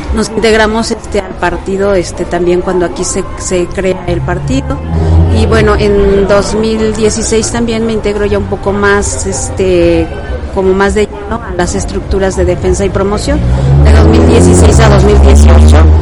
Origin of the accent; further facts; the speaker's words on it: Peñamiller, Querétaro, Mexico; originaria de aquí de Querétaro, del municipio de Peñamiller. Este, ya tengo viviendo aquí pues desde los 15 años